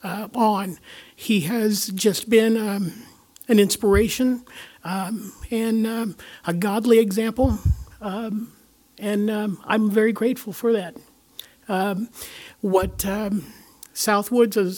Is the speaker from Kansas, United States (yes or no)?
yes; Topeka, Kansas, United States; now in Kansas City, United States; it's just Corey and I here in Kansas City. We are from Topeka as well